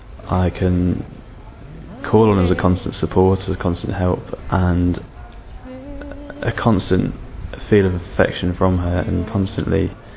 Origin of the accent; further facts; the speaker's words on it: London, United Kingdom; I am from England, South East London, and I'm 23 years old.